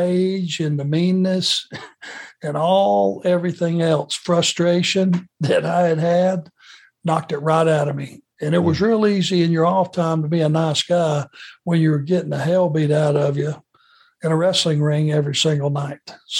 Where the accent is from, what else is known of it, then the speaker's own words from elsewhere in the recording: United States; being an American